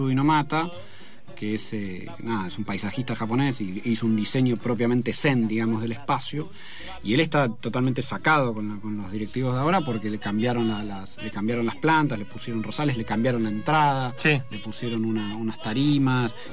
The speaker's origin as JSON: {"language": "Spanish", "country": "Argentina", "said": "si somos argentinos si vivimos en otro país"}